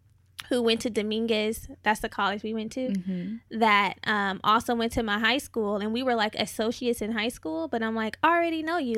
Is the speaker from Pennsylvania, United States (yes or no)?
no; California, United States; now in Los Angeles, United States; Like, okay, so before I moved to LA, because I'm not from here, I'm from the Bay Area. I've been living here for a while now.